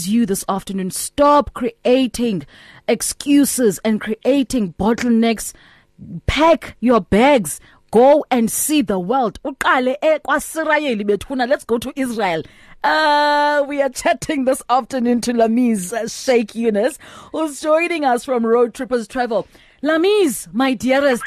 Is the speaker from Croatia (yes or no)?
no; South Africa; We're all South African, we understand Stokvel